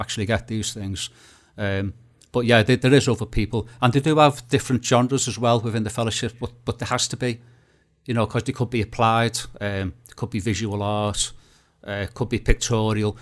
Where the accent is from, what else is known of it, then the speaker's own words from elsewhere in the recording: Liverpool, North West England, United Kingdom; I'm a photographer from Liverpool